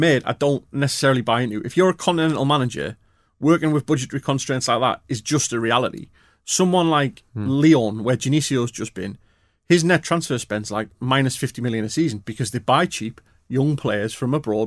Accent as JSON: {"language": "English", "town": "Newcastle upon Tyne", "region": "North East England", "country": "United Kingdom", "said": "I'm a Geordie"}